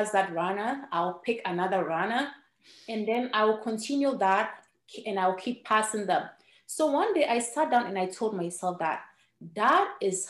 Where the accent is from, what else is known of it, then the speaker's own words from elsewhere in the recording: Ghana; first language Ewe; English is a second language; moved away as an adult; now in United States; When I was growing up in Ghana